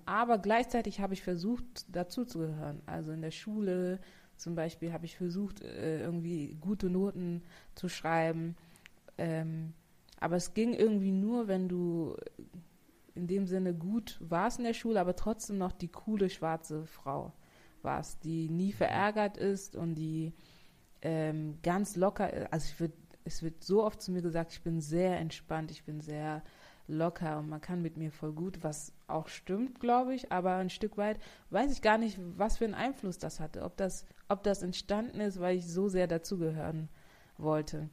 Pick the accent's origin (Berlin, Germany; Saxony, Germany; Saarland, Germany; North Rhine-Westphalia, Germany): Saarland, Germany; Saarbrücken; also born or lived in Bavaria / Togo (mother's origin); Also ich komme aus Saarbrücken, aus dem schönen Saarbrücken